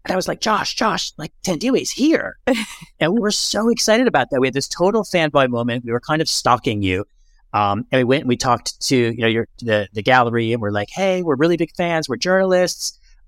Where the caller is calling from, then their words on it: Lisbon, Portugal; I'm dialing in from Lisbon, but not complaining about it.